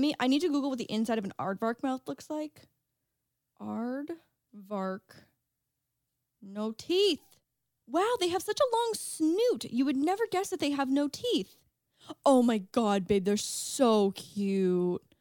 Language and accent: English; St. Catharines, Ontario, Canada; Saint Catharines. my hometown